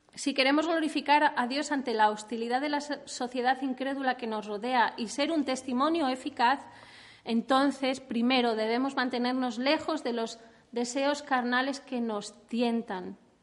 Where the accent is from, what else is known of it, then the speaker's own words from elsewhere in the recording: Spain; Los españoles